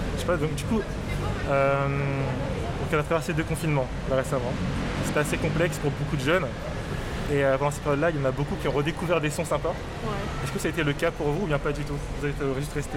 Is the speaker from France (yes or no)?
no; Cameroon; je suis camerounais. Donc j'ai grandi avec des sons camerounais